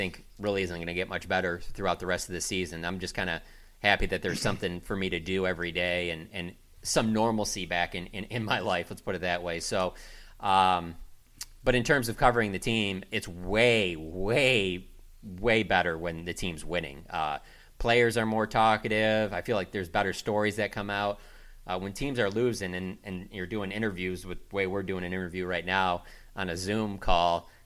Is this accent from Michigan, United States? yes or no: yes; Detroit, Michigan, United States; now in Dallas, United States; I grew up in Detroit as a Lions fan